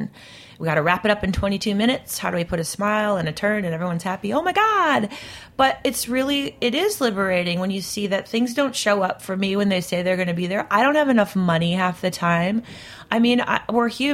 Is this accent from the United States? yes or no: yes; Midwest, United States; I come from the Midwest